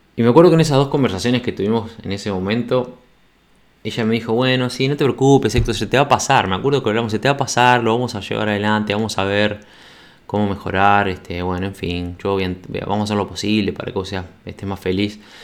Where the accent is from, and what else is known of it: Montevideo, Uruguay; moved away as an adult